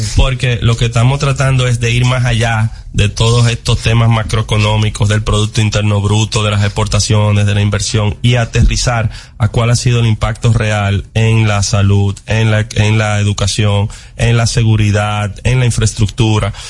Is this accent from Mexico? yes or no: no; Dominican Republic; como dominicanos